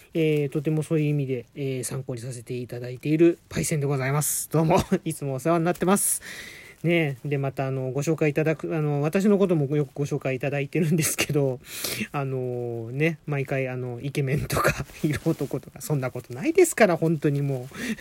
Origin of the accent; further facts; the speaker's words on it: Adachi, Tokyo, Japan; 私があの、足立区の45歳のおっさん